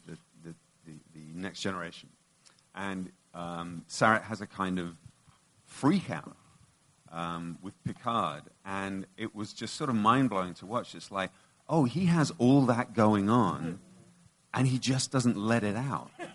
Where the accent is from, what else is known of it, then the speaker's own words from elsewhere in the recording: United Kingdom; being British